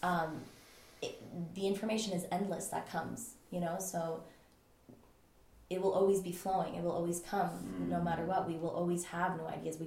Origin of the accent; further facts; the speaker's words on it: Switzerland; I just was born and raised in Switzerland and just grew up in the forest